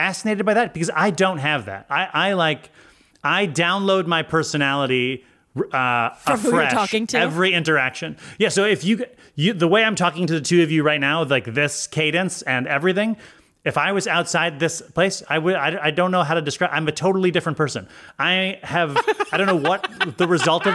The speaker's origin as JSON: {"language": "English", "region": "Connecticut", "country": "United States", "said": "I'm from Connecticut"}